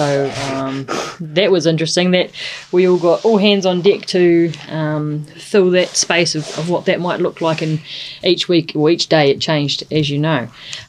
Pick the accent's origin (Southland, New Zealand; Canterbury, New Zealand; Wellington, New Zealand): Southland, New Zealand; Bluff; I am from Bluff. I live and work in Bluff predominantly. I have a young boy, Ruben, who's 4, and my partner, Tane. We all live down there, and yeah, that's home for us. We're really proud Bluffies.